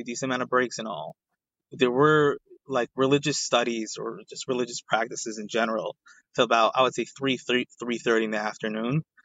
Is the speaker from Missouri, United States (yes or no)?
no; New York City, New York, United States; also born or lived in Borough Park, Brooklyn / Crown Heights, Brooklyn; I'm from Brooklyn, New York, from a Sephardi Persian community in Brooklyn